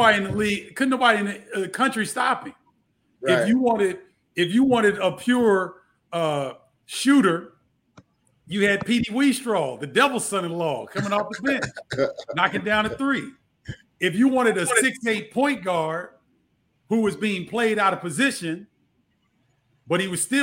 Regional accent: Carbondale, Illinois, United States; Larry Smith is from Alton, Illinois, and I'm from Carbondale.

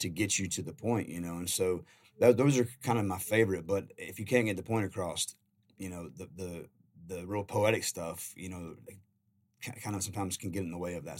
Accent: Carolina, United States; I'm a country boy. I grew up in Carolina

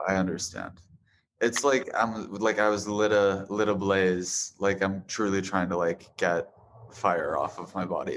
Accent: Boise, Idaho, United States; now in Los Angeles, United States; I was born in Boise, Idaho

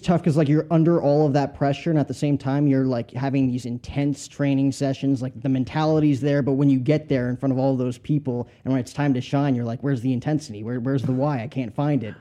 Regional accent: New Jersey, United States; I grew up in Jersey, so not that far from you.

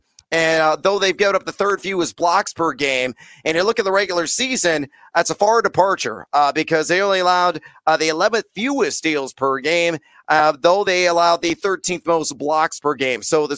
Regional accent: Champaign, Illinois, United States; Champaign, Illinois, my hometown.

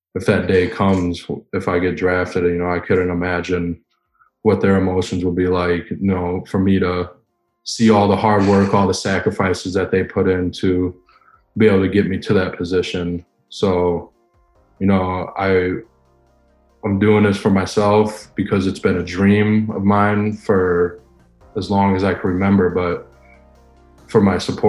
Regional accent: Wisconsin, United States; growing up in Wisconsin

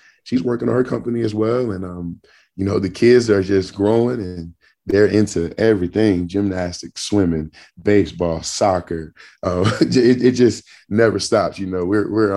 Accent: Jasper, Texas, United States; now in Atlanta, United States; my hometown in Jasper

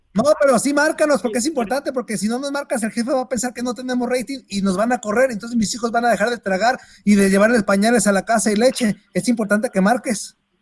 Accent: Mexico; soy mexicano

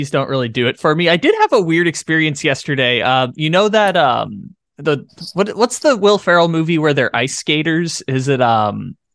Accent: San Diego, California, United States; I did see Anchorman just because you know I'm from San Diego, so like I'm obligated to know.

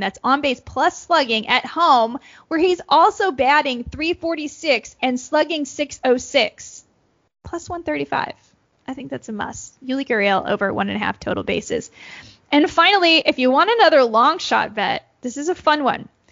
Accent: Texas, United States; I'm from Texas

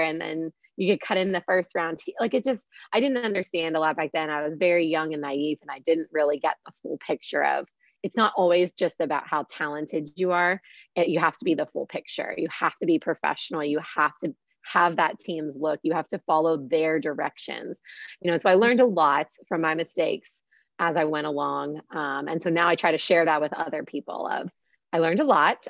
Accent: Pittsburgh, Pennsylvania, United States; moved away; growing up in Pittsburgh, we did not have any Steelers cheerleaders

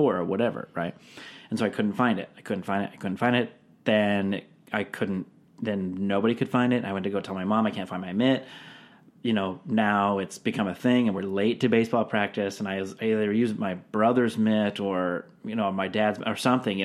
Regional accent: Seattle, Washington, United States; I grew up in Seattle

